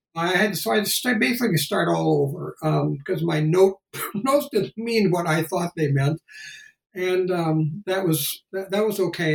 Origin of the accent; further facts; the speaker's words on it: Hector, Minnesota, United States; moved away as an adult; also born or lived in Bakersfield, California / Chicago, Illinois / New Haven, Connecticut; I grew up in Hector, Minnesota.